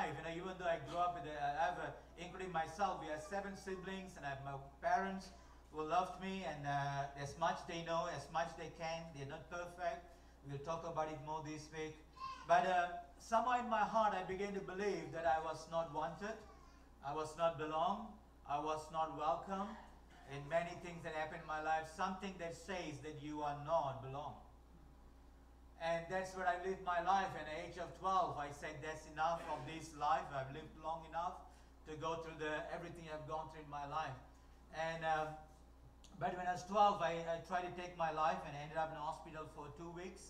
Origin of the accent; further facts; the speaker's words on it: Malaysia; first language Tamil; English is a second language; moved away; I was born in Malaysia. My parents are Malaysian. They born there